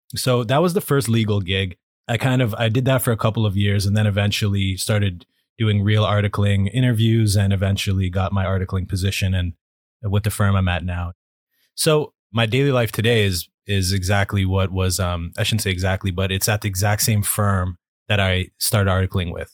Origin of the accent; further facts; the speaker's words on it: Toronto, Ontario, Canada; moved away as an adult; now in Vancouver, Canada; I was born and raised in Toronto, Ontario, Canada